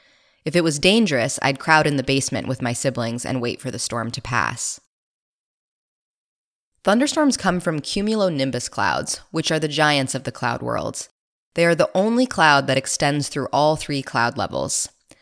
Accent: Iowa, United States; I grew up in Iowa, which is part of Tornado Alley, a collection of states where tornado activity is higher than the rest of the U.S.

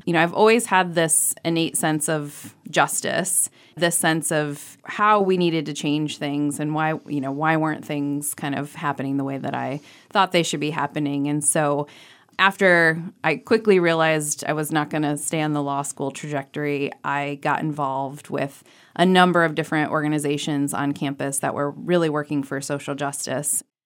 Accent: Ohio, United States; now in Maine, United States; I grew up in Ohio, in a rural part of the state

